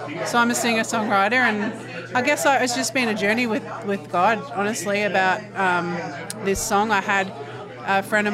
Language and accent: English; Melbourne, Victoria, Australia; accent: Australian; moved away as an adult; now in United States; I'm from Melbourne, Australia, and we moved here, my family and I, we moved here in 2016.